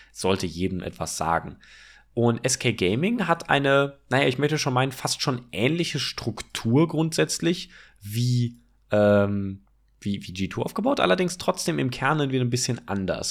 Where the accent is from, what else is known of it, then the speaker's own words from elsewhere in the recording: Cologne area, North Rhine-Westphalia, Germany; wir kommen ja aus dem Kölner Raum